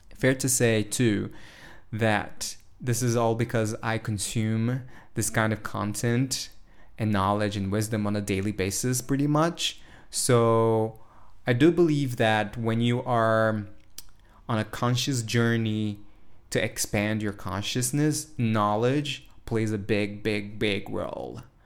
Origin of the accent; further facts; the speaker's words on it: São Paulo, Brazil; Today, I'm in São Paulo, Brazil, my hometown